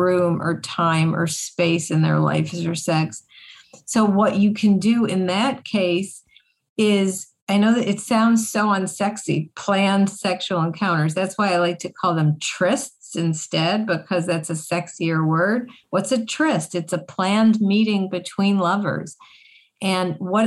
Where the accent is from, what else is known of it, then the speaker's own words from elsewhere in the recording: Buffalo, New York, United States; I grew up in Buffalo, New York, snow capital of the world